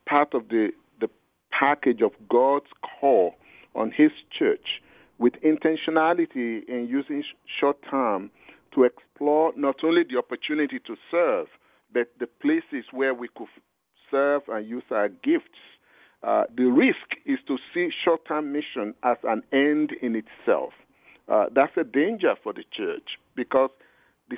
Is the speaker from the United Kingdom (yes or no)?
no; Nigeria; I'm a Nigerian.